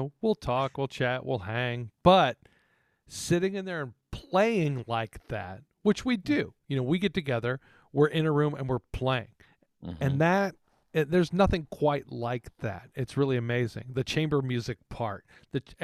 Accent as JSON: {"language": "English", "town": "San Antonio", "region": "Texas", "country": "United States", "tie": "born or raised there", "moved": "yes", "said": "I grew up in Texas."}